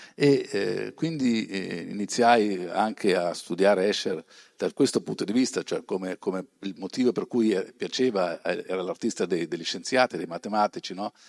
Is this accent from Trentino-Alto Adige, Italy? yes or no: yes; Bressanone, Trentino-Alto Adige, Italy; io sono di Bressanone, in provincia di Bolzano. Poi vedrete però i miei, le mie origini, i miei genitori vengono dalla Calabria, però sono trasferiti a Bolzano, è il primo capoguerra, io sono nato lì, sono cresciuto lì